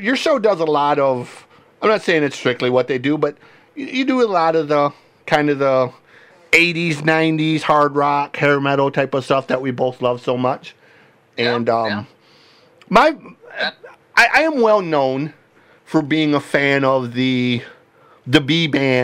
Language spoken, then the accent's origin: English; Michigan, United States; I grew up here in Michigan, just down the road from a place called Frankenmuth